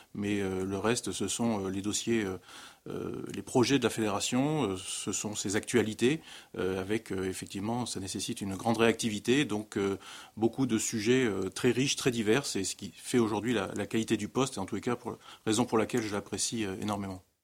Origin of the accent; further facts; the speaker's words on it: Dordogne, Nouvelle-Aquitaine, France; Dans mon sud-ouest natal, je suis originaire de la Dordogne